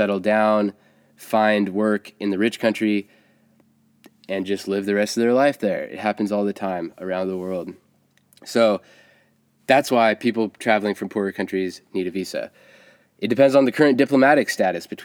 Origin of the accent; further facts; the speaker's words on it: United States; as an American